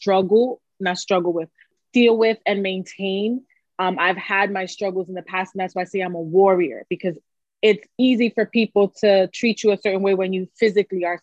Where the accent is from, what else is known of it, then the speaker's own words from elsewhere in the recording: New York City, New York, United States; accent: New York; I am from New York City, if you can't tell by the accent. New Yorican